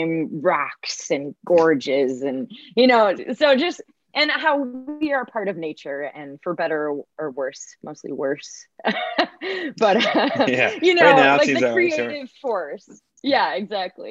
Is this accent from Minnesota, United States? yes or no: yes; Minnesota, United States; I grew up in small town Minnesota